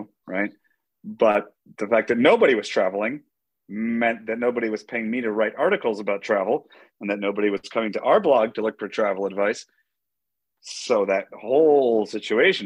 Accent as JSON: {"language": "English", "town": "Detroit", "region": "Michigan", "country": "United States", "also_born_or_lived": "Asia", "said": "I'm from Detroit"}